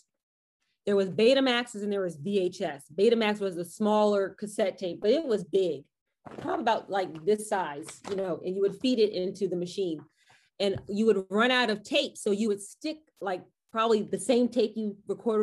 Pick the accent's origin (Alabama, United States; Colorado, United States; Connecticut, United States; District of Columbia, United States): District of Columbia, United States; Washington; I grew up in Washington, D.C.